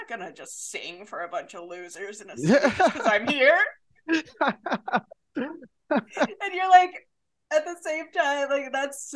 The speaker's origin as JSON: {"language": "English", "town": "Lafayette", "region": "Indiana", "country": "United States"}